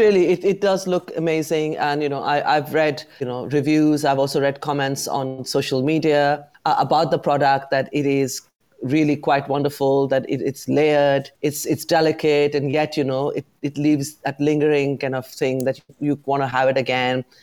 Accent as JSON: {"language": "English", "region": "London", "country": "United Kingdom", "said": "I'm very proud as a Londoner who has set up a business in the city"}